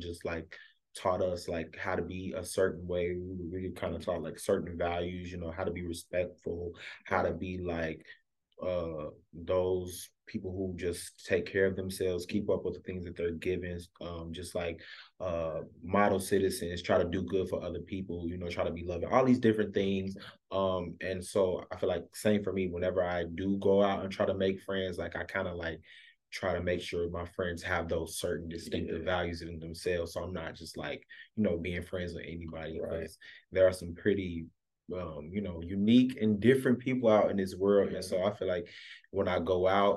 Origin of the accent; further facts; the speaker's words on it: Chicago, Illinois, United States; also born or lived in Alabama; Grew up on the south side of Chicago